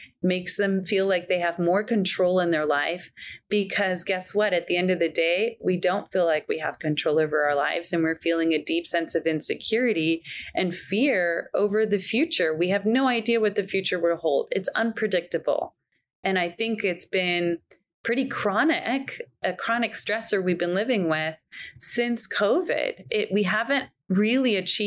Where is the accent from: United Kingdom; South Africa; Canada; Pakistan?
Canada; now in Scottsdale, United States; I was born in Canada. I live in the US. I'm an American